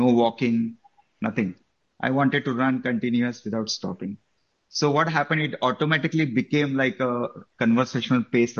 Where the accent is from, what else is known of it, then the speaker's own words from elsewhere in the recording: Mumbai, Maharashtra, India; moved away as an adult; also born or lived in Qatar / Kuala Lumpur, Malaysia; now in Houston, United States; I actually born and brought up in Mumbai. I grew up there, completed my education, start my professional career there